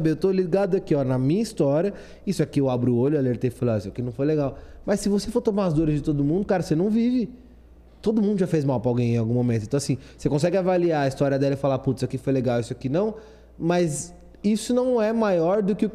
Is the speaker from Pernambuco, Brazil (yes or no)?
no; Jucás, Ceará, Brazil; Eu sou de Jucás, aqui perto de Iguatu.